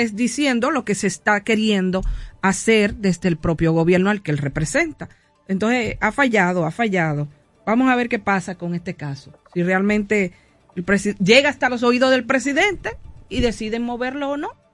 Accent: Dominican Republic; cómo es que los dominicanos actuamos

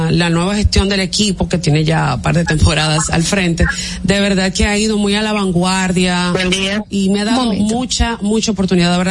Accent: Santo Domingo, Distrito Nacional, Dominican Republic; Yo soy de aquí, de Santo Domingo.

